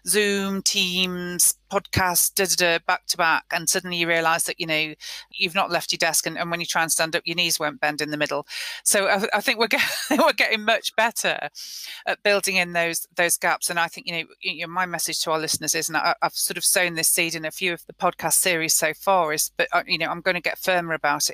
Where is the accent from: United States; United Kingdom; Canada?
United Kingdom; We're British.